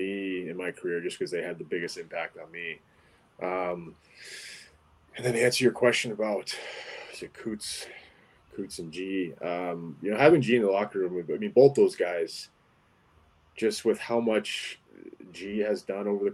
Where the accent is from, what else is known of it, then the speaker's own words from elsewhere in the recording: Alaska, United States; moved away; to be able to grow up in Alaska and say that I'm from Alaska